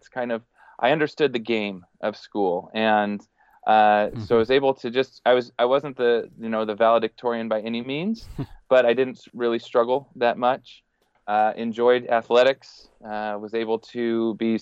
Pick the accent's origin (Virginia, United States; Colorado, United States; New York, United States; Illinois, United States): Colorado, United States; Denver; moved away as an adult; also born or lived in Texas / Hong Kong; now in Fort Worth, United States; I grew up in Denver, Colorado. And was through high school, was in Colorado